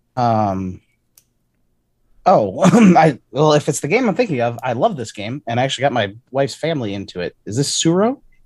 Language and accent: English; Chicago, Illinois, United States; I'm from Chicago.